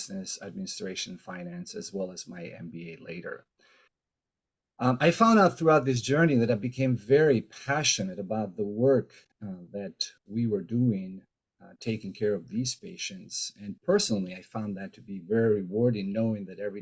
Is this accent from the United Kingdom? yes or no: no; Albania; now in Seattle, United States; I am originally from Albania